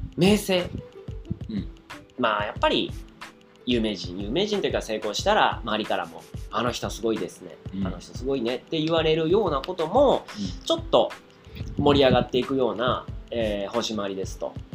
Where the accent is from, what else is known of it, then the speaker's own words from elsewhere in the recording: Osaka, Japan; 俺大阪人。